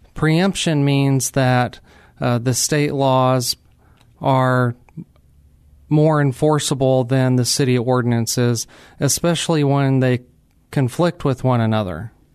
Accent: New Mexico, United States; moved away as an adult; now in San Antonio, United States; I'm actually from New Mexico, not Old Mexico, New Mexico.

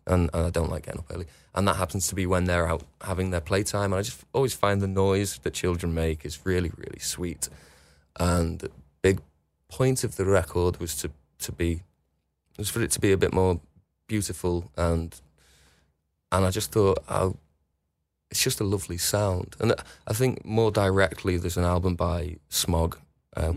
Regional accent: West Kirby, North West England, United Kingdom; I can literally see North Wales from my bedroom window, and always have done. I grew up on the front, on the coast, and there's a river called the River Dee in between West Kirby and Wales

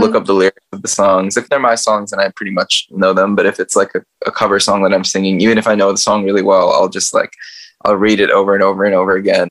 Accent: United States; I grew up in America

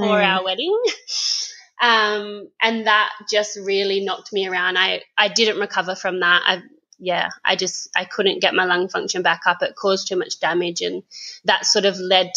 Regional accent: Geraldton, Western Australia, Australia; now in Busselton, Australia; I'm originally from Geraldton, but I've been in Busselton for about 7 years now.

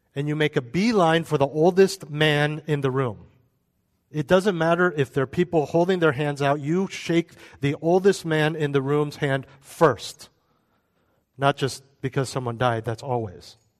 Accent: United States; we're American

